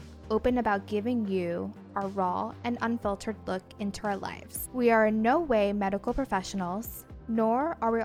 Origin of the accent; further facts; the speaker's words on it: New Jersey, United States; moved away as an adult; also born or lived in Seattle, United States; now in Los Angeles, United States; I'm originally from New Jersey